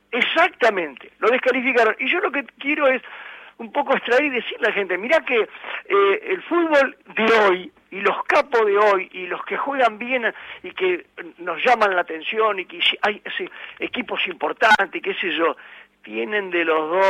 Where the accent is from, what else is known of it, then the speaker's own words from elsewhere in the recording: Mar del Plata, Buenos Aires Province, Argentina; yo soy de Mar del Plata, este, y en el barrio Pompeya